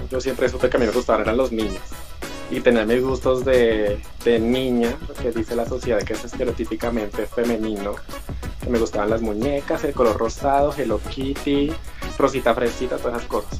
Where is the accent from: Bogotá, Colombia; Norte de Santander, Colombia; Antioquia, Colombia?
Bogotá, Colombia; yo soy de Bogotá